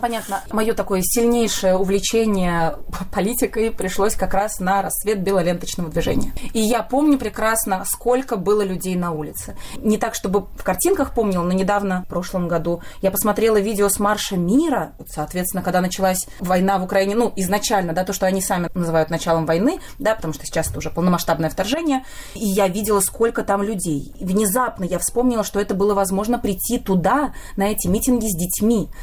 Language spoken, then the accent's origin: Russian; Saint Petersburg, Russia; moved away as an adult; now in Haifa, Israel; В Петербурге я прожила 31 год своей жизни.